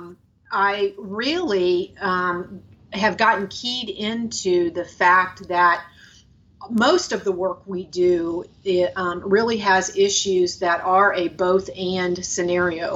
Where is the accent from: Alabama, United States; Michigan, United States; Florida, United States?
Florida, United States; moved away as an adult; also born or lived in Wisconsin / Chicago / Atlanta; I was born in Wisconsin, but my family migrated us to Florida when I was little. And so I grew up in Florida.